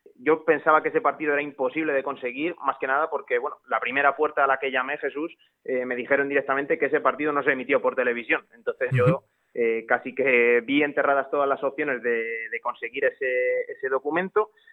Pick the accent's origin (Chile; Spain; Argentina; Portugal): Spain; Alcázar de San Juan, Castilla-La Mancha; el equipo de, mi pueblo, con ese gimnástico